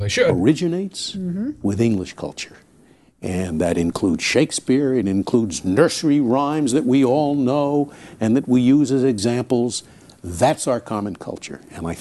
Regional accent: United States; I'm as American as anybody.

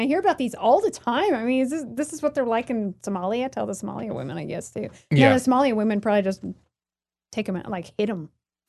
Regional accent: the Northwest, Pacific Northwest, United States; now in Idaho, United States; I'm from the Northwest originally, so I have been to Idaho many times

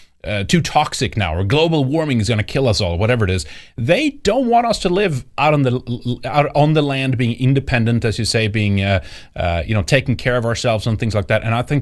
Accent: Ohio, United States; Anyway, I grew up on in Ohio as a kid, and he was a politician.

